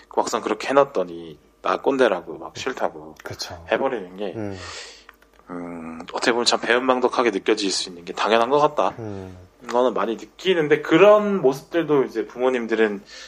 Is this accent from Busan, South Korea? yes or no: yes; Busan, South Korea; moved away as an adult; also born or lived in Seoul; 저 부산에서 고등학교 나왔는데